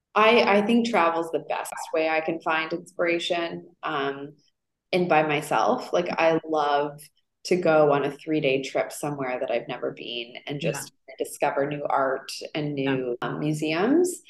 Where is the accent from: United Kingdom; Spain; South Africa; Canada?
Canada; Toronto, Ontario; moved away as an adult; also born or lived in Montreal, Canada; now in New York, United States; I grew up in Toronto, so there was no fashion.